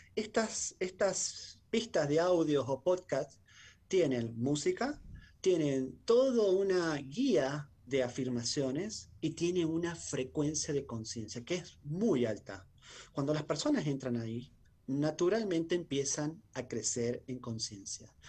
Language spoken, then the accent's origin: Spanish; Argentina; muchos argentinos